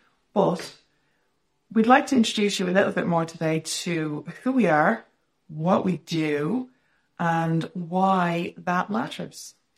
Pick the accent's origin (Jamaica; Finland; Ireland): Ireland; the actual living culture here on the island is how we identify as Irish people.